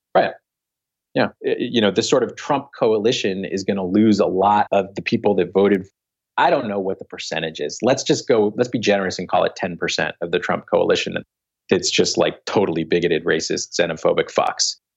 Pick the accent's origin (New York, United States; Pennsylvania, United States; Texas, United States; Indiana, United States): Pennsylvania, United States; Philadelphia; I was born in Philly